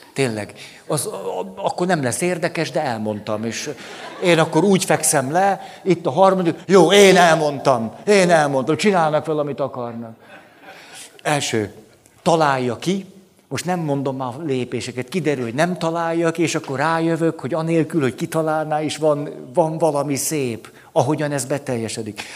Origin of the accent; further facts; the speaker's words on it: Budapest, Hungary; relatív elhanyagoltságban nőttem föl, tehát a park, a városmajor, a vérmező, ott, úgy ott szocializálódtam